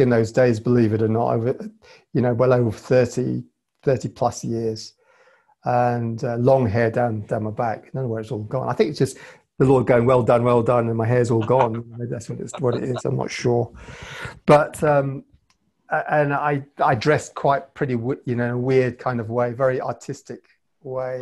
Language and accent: English; Cape Town, Western Cape, South Africa; also born or lived in London, England; now in Northern Ireland, United Kingdom; I was born in Cape Town